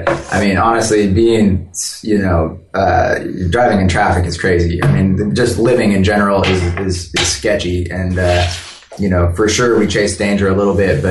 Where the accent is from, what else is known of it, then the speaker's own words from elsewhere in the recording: Northern California, United States; now in Southern Washington, United States; I grew up in Northern California. I actually live now up in Southern